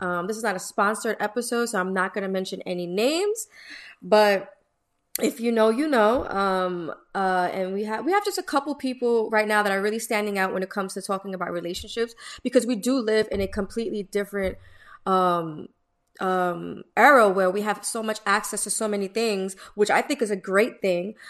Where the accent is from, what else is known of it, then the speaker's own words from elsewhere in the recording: New York City, New York, United States; I'm born and raised in Brooklyn, East New York